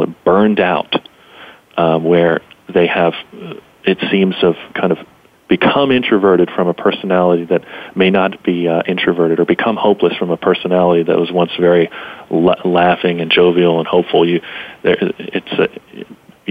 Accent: Pittsburgh, Pennsylvania, United States; I was from Western Pennsylvania, the city of Pittsburgh.

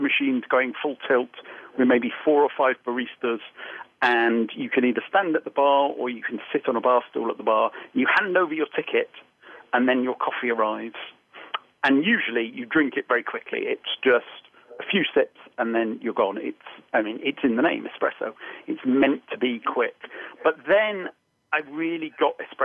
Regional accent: Holywell, Wales, United Kingdom; moved away as an adult; also born or lived in York; I grew up in North Wales in a small town called Holywell

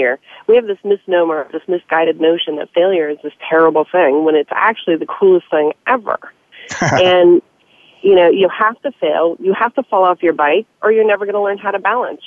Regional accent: the South, United States; Growing up in the South

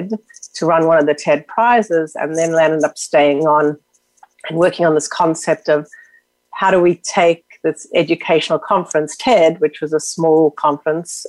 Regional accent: South Africa; moved away; I grew up in South Africa during apartheid.

